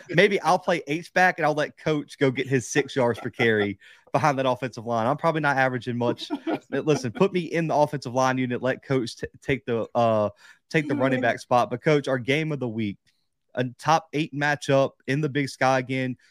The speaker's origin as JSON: {"language": "English", "region": "the South", "country": "United States", "said": "I'm from the South."}